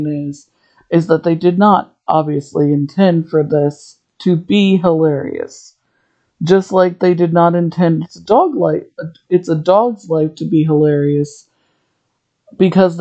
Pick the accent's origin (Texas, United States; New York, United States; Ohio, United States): Ohio, United States; I'm from Ohio